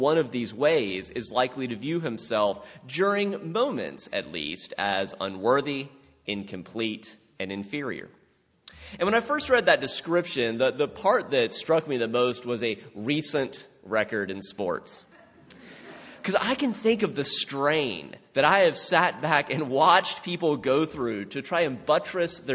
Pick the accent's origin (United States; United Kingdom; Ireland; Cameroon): United States; South Carolina; my childhood in South Carolina